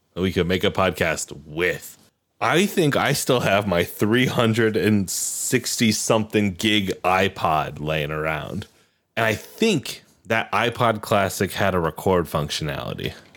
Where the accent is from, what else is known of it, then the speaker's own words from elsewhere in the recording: Iowa, United States; five, six, three, which is my hometown's area code